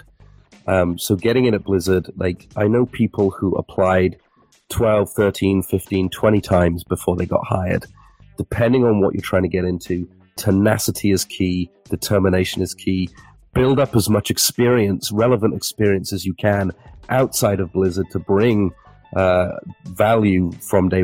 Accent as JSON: {"language": "English", "region": "England", "country": "United Kingdom", "said": "being English"}